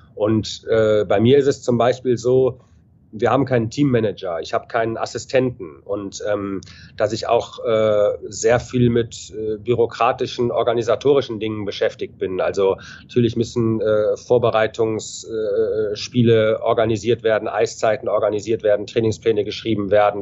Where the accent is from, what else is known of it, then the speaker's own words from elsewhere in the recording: Düsseldorf, North Rhine-Westphalia, Germany; moved away as an adult; also born or lived in Ingolstadt / Cologne / Hanover; ich bin gebürtiger Düsseldorf, habe mhm. mit drei oder vier Jahren angefangen, äh, Eishockey zu spielen, habe alle, alle Nachwuchsmannschaften durchlaufen